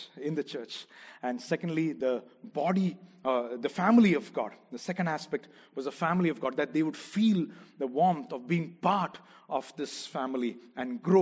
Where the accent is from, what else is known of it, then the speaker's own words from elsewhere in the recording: Kerala, India; first language Malayalam; English is a second language; moved away; I'm from Kerala, from South India